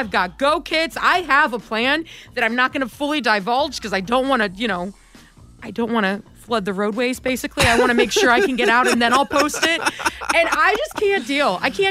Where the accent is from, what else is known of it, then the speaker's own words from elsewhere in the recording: the South, United States; Yeah, because I'm from the South.